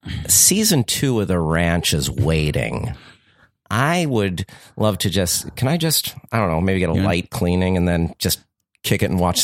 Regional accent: New Jersey, United States; I am a lifelong Minnesota Twins fan, even though I'm from New Jersey.

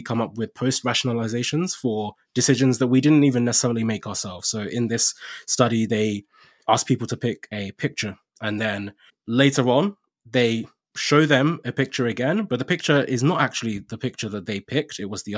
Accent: Nigeria; now in United Kingdom; So I came to the UK from Nigeria. So being an immigrant and kind of not being from, I guess, this default path

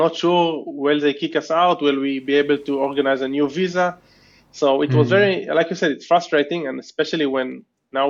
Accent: Israel; moved away as an adult; now in Tbilisi, Georgia; I'm originally from Israel, but we've been doing like digital nomad thing for 5 years, and we came to Tbilisi about 8 months ago

